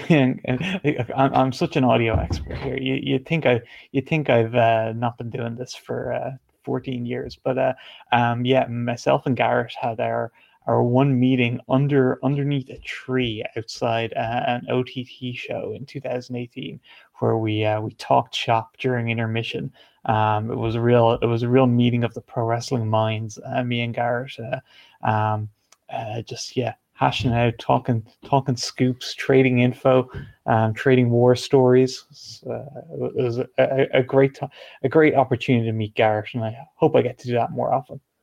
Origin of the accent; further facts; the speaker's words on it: Ireland; I'm not from the UK, I am from Ireland